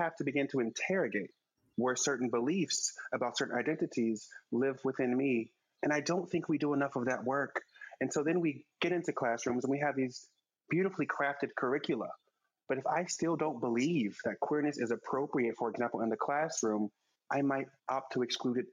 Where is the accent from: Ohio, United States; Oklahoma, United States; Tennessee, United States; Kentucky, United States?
Oklahoma, United States; Oklahoma City; now in New York City, United States; I grew up in Oklahoma City.